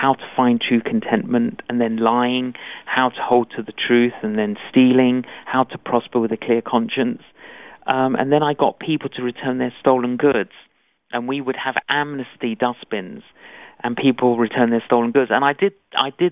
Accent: London, United Kingdom; I'm Greek Cypriot. Both my parents were Greek Cypriot, but I grew up in London

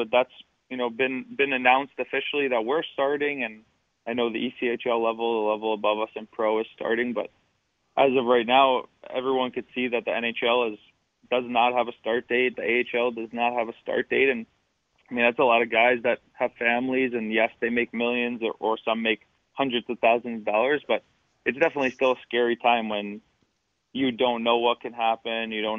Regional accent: Long Island, New York, United States; Well, my biggest thing in Long Island, ice hockey was a little expensive for my family when I was really, really young.

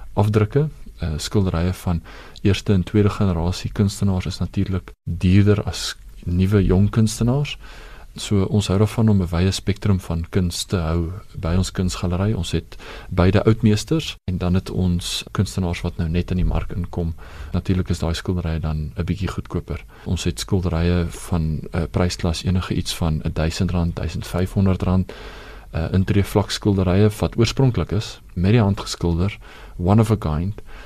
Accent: South Africa; Ek is 'n trotse Suid-Afrikaner

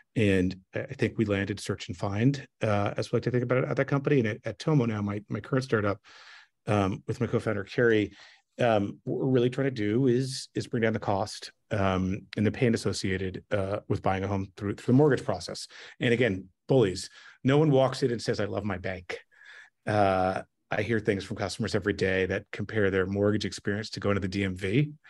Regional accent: Montreal, Quebec, Canada; moved away as an adult; also born or lived in New York / Seattle; I grew up in Montreal in, in Canada, and I grew up speaking Frenglish

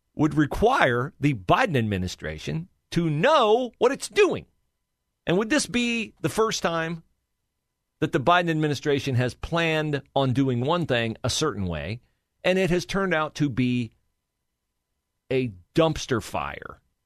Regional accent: West Liberty, Ohio, United States; moved away as an adult; also born or lived in Cleveland, Ohio / Troy, Ohio; now in Columbus, United States; my home area, reaches up to my hometown, West Liberty, Ohio

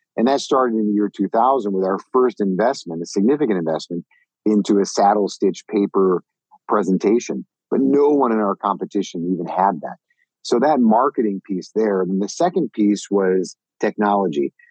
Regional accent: Minnesota, United States; moved away; I grew up in Minnesota

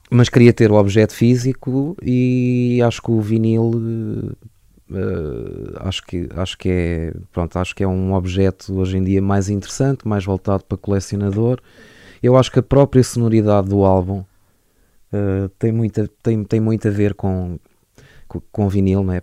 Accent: Lisbon, Portugal; also born or lived in Parada, Sabugal, Beira Alta; eu nasci em Lisboa e cresci uh, entre Lisboa e uh, uma, uma aldeia na Beira Alta que se chama Parada do Coa, Conselho de Sabugal

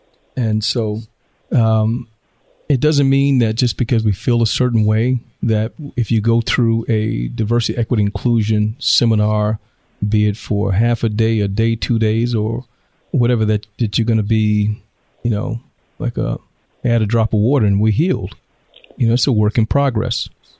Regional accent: the South, United States; now in Temecula, United States; When I moved into the home I live in Temecula right now in 2004, not 1964, I'm from the South, so we speak to people.

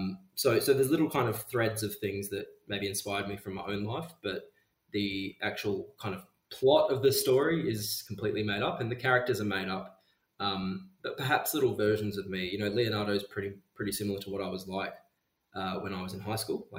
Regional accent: Geraldton, Western Australia, Australia; I grew up in Geraldton, which is about 4 hours north of Perth

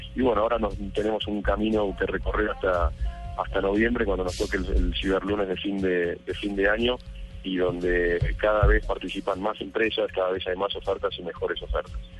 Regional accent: Argentina; moved away as an adult; now in Colombia; soy argentino, estoy hace dos años y medio aquí en Colombia

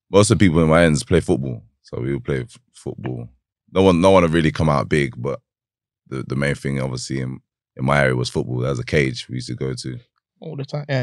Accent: Northampton, East Midlands, United Kingdom; Um, I'm from Northampton. Uh, growing up there, I wasn't the best of uh, best of um, uh, children

